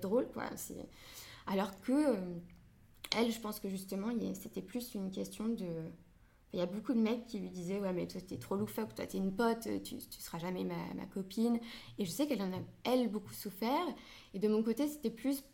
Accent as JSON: {"language": "French", "country": "France", "tie": "born or raised there", "said": "je suis franco-marocaine. Donc euh, je suis née en France, mais mes parents sont tous les deux marocains"}